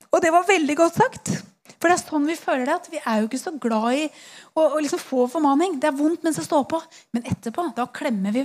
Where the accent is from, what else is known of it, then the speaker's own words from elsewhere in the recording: Eastern Norway, Norway; Jeg er fra Østlandet